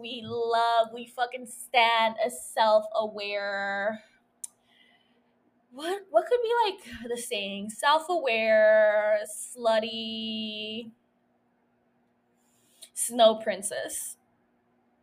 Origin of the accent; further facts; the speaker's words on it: Calexico, California, United States; now in San Diego, United States; I had gone down to my hometown, to Calexico